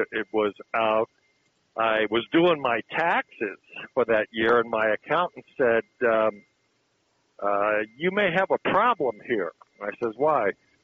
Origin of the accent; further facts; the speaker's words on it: Raytown, Missouri, United States; I grew up in the Kansas City area, little suburb, Raytown.